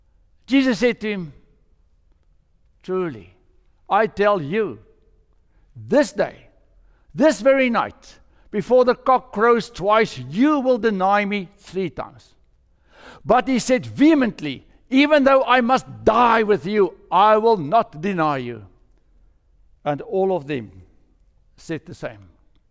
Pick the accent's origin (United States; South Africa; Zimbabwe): South Africa; That was really strange to us because we came from South Africa, and if you go to any Reformed church in South Africa, what you will find on top of the steeple is a rooster.